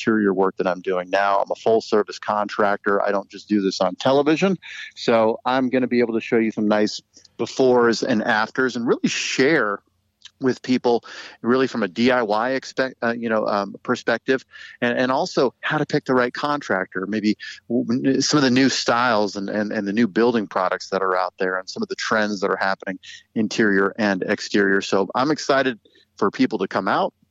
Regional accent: Orange County, California, United States; moved away as an adult; now in Kansas City, United States; Southern California, born and raised in Orange County, California

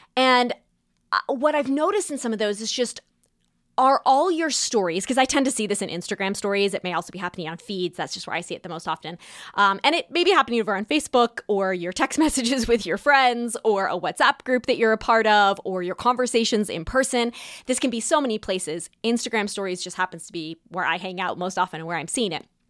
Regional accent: California, United States; moved away; also born or lived in New York; Growing up in California

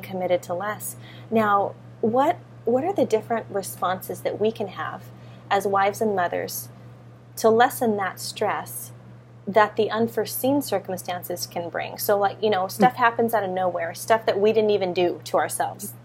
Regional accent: California, United States; moved away as an adult; now in Hawaii, United States; I grew up in California. Now I'm in Hawaii.

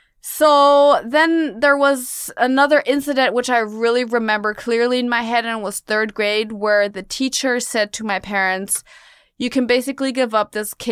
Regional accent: Munich, Bavaria, Germany; now in New York City, United States; I was born and raised in Munich, Germany. I'm half American, though. My mom is American. And I'm now living in New York City again

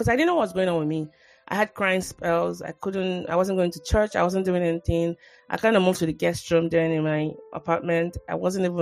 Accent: Nigeria; moved away

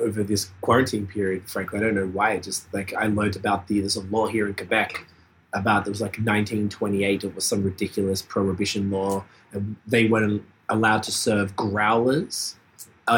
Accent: Australia; moved away; I'm from Australia

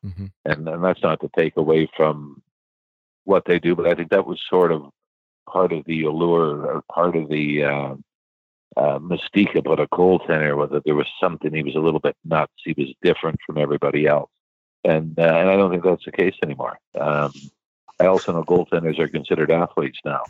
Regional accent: Sault Ste. Marie, Ontario, Canada; moved away; growing up in Sault Ste. Marie

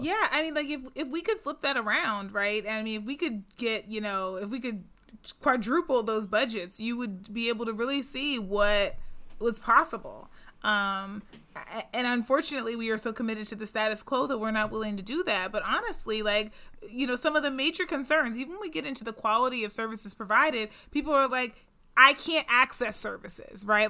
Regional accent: Pittsburgh, Pennsylvania, United States; Pittsburgh, which is my hometown, Pittsburgh, Pennsylvania

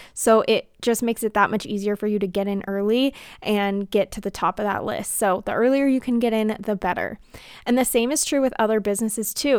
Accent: United States; as an American

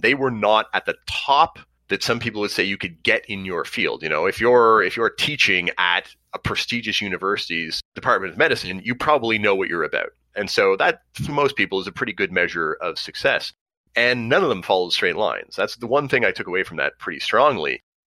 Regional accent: Montreal, Quebec, Canada; I grew up on the West Island.

